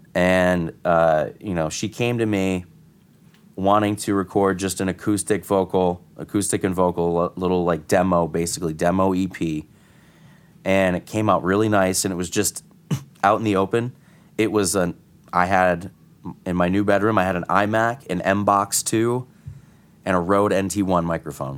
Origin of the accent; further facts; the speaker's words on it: Connecticut, United States; moved away as an adult; now in New York, United States; I'm from Connecticut. I'm not from here